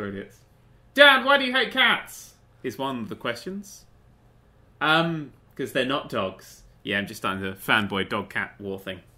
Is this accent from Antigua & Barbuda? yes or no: no; England, United Kingdom; we're from England